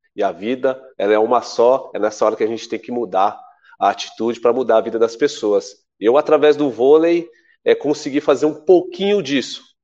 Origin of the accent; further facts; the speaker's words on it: São Paulo, Brazil; also born or lived in Paraná; eu cheguei em Pirituba com nove meses de idade. Eu sou paranaense